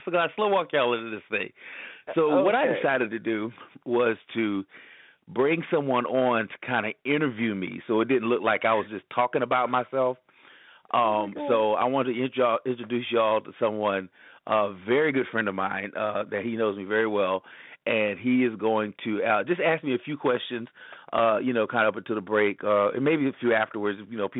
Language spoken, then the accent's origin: English; Columbia, South Carolina, United States; also born or lived in Orlando / Atlanta / Charlotte; I said, well, I'm originally from Columbia, South Carolina. I was born and raised there. I've lived a few other different places. I've lived in Orlando, Florida, Atlanta, Georgia, Charlotte, North Carolina, and currently back in Columbia, South Carolina.